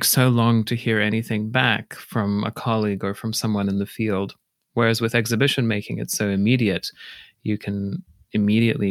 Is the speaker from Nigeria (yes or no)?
no; Poland; also born or lived in Australia / United Kingdom; now in Minneapolis, United States; I grew up in Poland